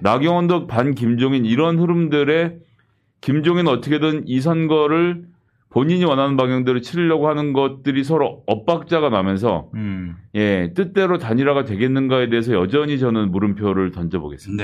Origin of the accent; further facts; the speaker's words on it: Seoul, South Korea; 저는 사실 서울에서 태어나서 서울에 계속 살았고